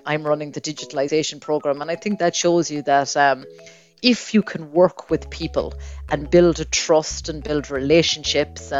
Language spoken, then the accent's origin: English; Claremorris, Connacht, Ireland; I am very proud to say that I am from Claremorris, and wherever I go all over the world, I always meet Mayo people